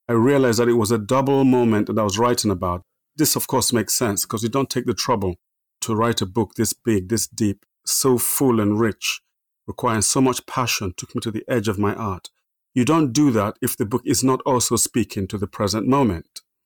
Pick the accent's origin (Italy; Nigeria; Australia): Nigeria; also born or lived in Minna, Nigeria; now in England; I was born in Nigeria, born in the middle of Nigeria, a place called Minna.